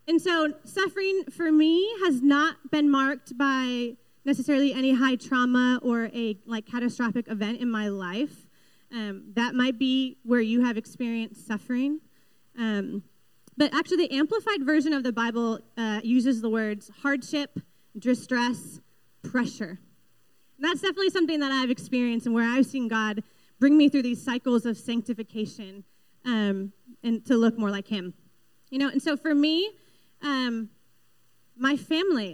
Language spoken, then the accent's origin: English; Western Massachusetts, United States; also born or lived in Boston; I'm from Western Mass